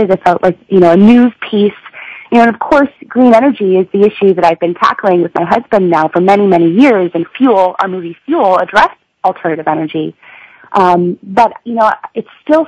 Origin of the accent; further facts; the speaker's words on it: Vermont, United States; I'm from Vermont